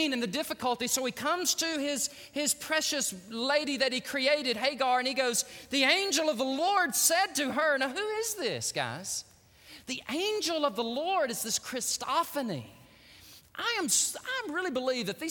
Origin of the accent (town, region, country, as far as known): Texas, United States